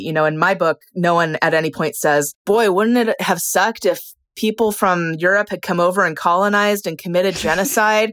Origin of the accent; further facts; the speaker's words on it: California, United States; also born or lived in Sault Ste. Marie, Michigan, United States; now in San Diego, United States; I'm originally from the Upper Peninsula, from Sault Ste. Marie, which is where part of this book is set, but we moved to California when I was, I think I was about six, and I haven't lived there since. I'm a very much a Californian in a lot of ways